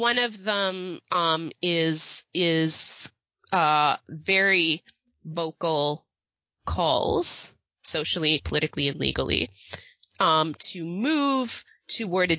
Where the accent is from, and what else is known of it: Canada